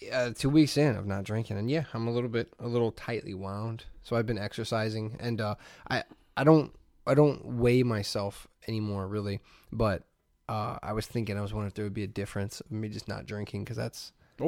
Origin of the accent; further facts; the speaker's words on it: Hammond, Indiana, United States; moved away; I grew up in Hammond